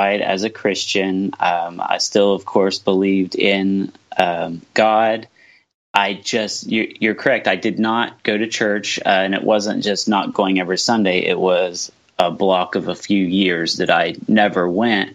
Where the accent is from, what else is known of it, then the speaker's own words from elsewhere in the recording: southeastern Ohio, United States; I'm from the United States, from southeastern Ohio. I live right on the river, the Ohio River, between Ohio and West Virginia